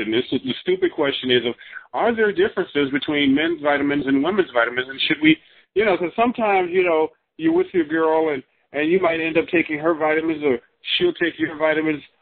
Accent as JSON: {"language": "English", "town": "Chicago", "region": "Illinois", "country": "United States", "moved": "yes", "lives_now": "California, United States", "said": "I'm from Chicago"}